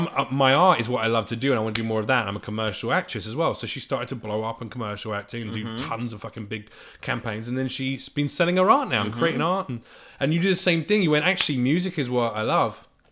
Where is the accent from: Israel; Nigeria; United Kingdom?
United Kingdom; No, I'm British. We learn all that stuff.